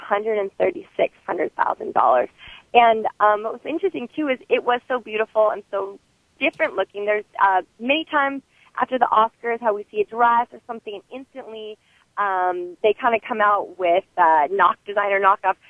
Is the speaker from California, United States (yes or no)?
yes; Moraga, California, United States; growing up in Moraga